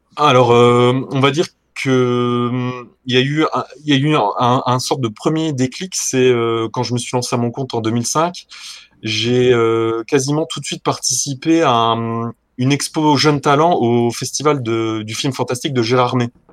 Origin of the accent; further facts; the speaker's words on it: Lorraine, near Thionville, Grand Est, France; je suis originaire de Lorraine, euh, donc, euh, près de la frontière luxembourgeoise. pour ceux qui, qui arrivent à se situer un petit peu, euh, à côté de Thionville.